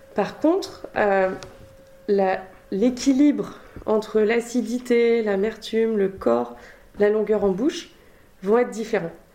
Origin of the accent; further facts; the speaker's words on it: Eure-et-Loir, Centre-Val de Loire, France; moved away as an adult; also born or lived in Angers / Mexico / Argentina / Spain; now in Bordeaux, France; j'ai grandi en Eure-et-Loire. Euh, donc assez proche de la région parisienne finalement, enfin la limite entre la Normandie et, la région parisienne.